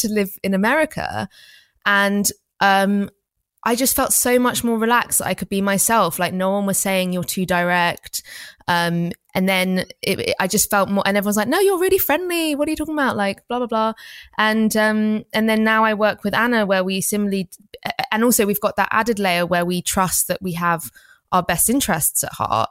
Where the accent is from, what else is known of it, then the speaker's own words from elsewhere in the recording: England, United Kingdom; we grew up in England